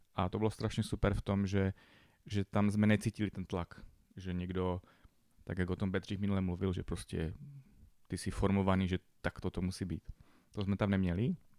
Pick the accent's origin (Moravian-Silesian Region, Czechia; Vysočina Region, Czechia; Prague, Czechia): Moravian-Silesian Region, Czechia; Bohumín; vyrůstal jsem v Bohumíně, městečko